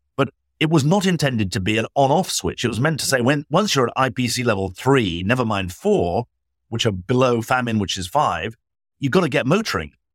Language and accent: English; United Kingdom; now in United States; as a Brit living in America